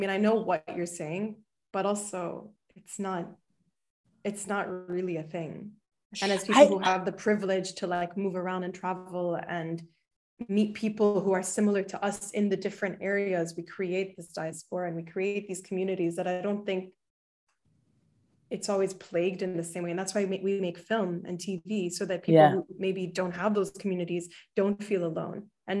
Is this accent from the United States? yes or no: no; Bahrain; I grew up in Bahrain.